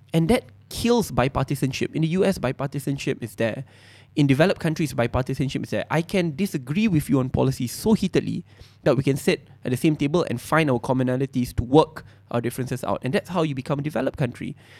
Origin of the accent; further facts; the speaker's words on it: Malaysia; We are born in this country together